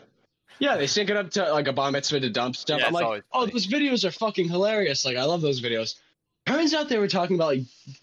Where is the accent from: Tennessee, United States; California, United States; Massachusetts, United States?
Massachusetts, United States; Westford; growing up in Westford, it's like a nice town